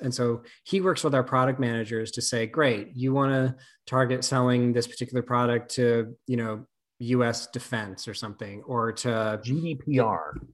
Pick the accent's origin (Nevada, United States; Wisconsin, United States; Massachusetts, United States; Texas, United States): Nevada, United States; I grew up in Nevada, not in Vegas